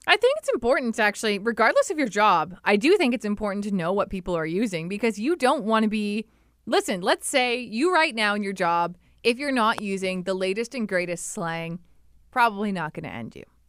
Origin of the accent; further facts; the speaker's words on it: Ripley, Ontario, Canada; I grew up in Ripley, Ontario.